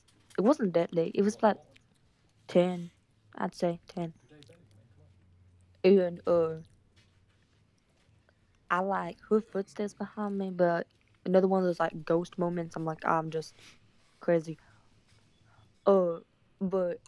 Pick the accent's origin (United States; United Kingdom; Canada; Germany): United States; Missouri; I'm from Missouri